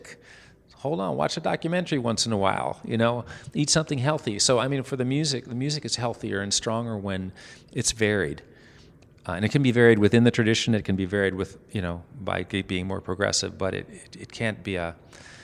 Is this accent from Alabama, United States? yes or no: no; New York City, New York, United States; now in Tennessee, United States; I'm from New York City